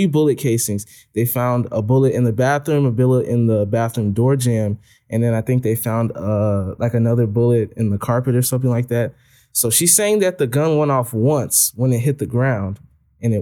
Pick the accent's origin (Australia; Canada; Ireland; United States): United States; Chicago, Illinois; in Chicago